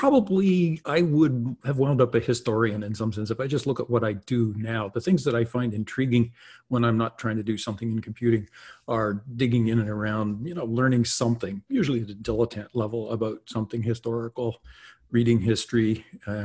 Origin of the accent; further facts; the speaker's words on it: Toronto, Ontario, Canada; also born or lived in Princeton, United States; now in United States; I grew up in Toronto, and then my family moved west.